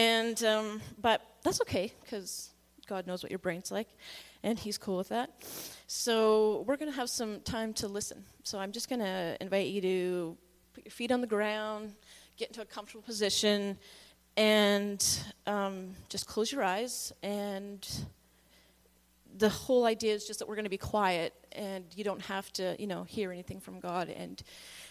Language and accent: English; Victoria, British Columbia, Canada; I grew up in Victoria, mostly